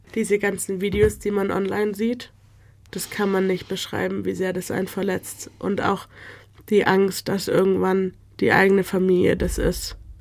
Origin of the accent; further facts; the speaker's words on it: Stuttgart, Baden-Württemberg, Germany; Ich bin in Deutschland geboren, aufgewachsen, ich gehe schon immer hier zur Schule